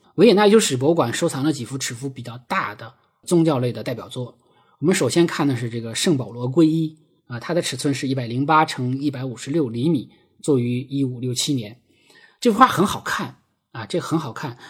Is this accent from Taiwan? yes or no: no; a state farm in Heilongjiang, China; 我出生在，呃，黑龙江的一个国营农场